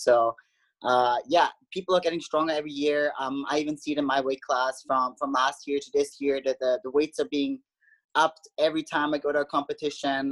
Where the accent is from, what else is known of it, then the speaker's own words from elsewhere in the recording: Austria; moved away as an adult; now in United States; I grew up in Austria.